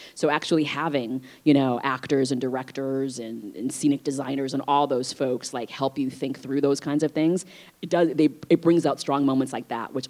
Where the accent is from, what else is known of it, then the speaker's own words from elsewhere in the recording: Vietnam; born there; Obviously, I was born in Vietnam, but as I mentioned, you know, I'm transracially adopted, and so I don't speak Vietnamese. I wasn't raised in an Asian community.